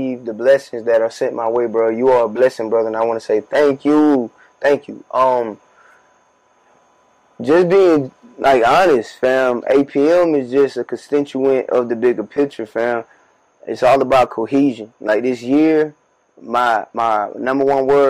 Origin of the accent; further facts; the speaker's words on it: Warner Robins, Georgia, United States; moved away as an adult; now in Atlanta, United States; We right now are at my childhood house. This is my family's crib. I grew up in this very space we're